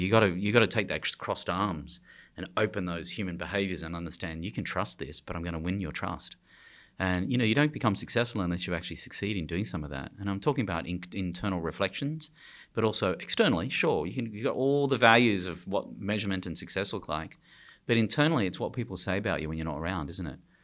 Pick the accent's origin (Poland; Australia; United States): Australia; I'm from Australia